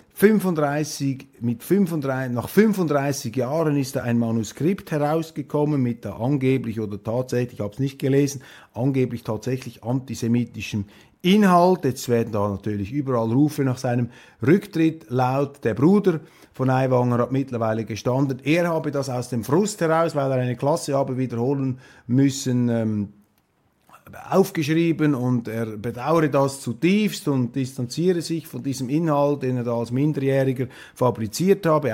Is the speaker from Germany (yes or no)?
no; Switzerland; als Schweizer